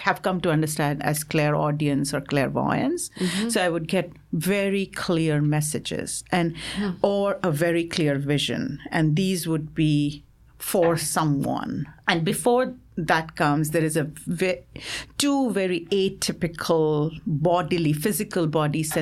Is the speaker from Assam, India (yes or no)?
yes; Assam, India; moved away; we are from Assam